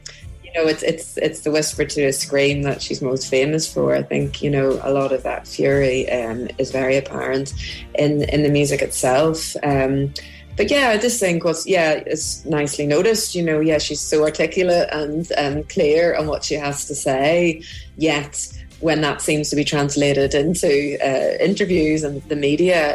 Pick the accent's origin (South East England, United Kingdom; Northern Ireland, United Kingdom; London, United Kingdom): Northern Ireland, United Kingdom; Belfast; growing up in Belfast in the in the late 80s, early 90s.